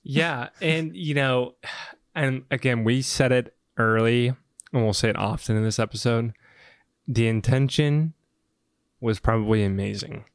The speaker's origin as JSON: {"language": "English", "region": "the South", "country": "United States", "moved": "yes", "said": "I came from the South"}